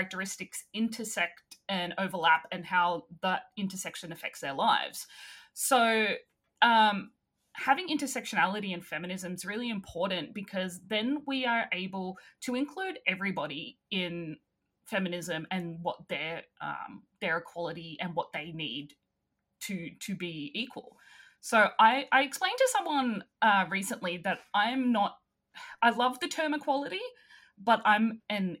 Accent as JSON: {"language": "English", "country": "Australia", "accent": "Australian"}